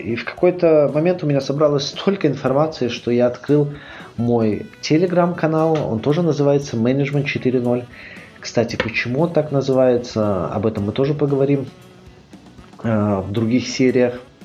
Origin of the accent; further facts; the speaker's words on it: Minsk, Belarus; moved away as an adult; also born or lived in Dresden, Germany / Grenoble, France; Я родился в Минске.